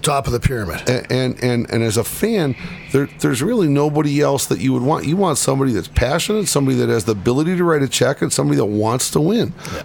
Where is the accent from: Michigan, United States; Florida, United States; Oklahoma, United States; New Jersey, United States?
Michigan, United States; Detroit; growing up in Detroit.